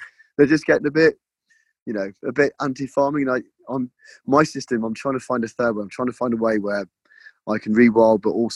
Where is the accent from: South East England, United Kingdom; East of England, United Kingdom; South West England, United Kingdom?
South West England, United Kingdom; Cornwall; moved away as an adult; also born or lived in London; now in Devon, United Kingdom; I was born in Cornwall. I went to London for 12 years